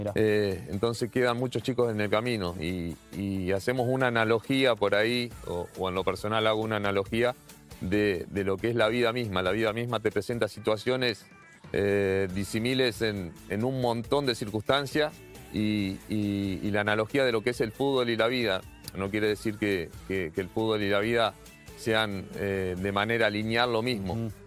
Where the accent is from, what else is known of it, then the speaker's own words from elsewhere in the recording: Pergamino, Buenos Aires Province, Argentina; yo soy de Pergamino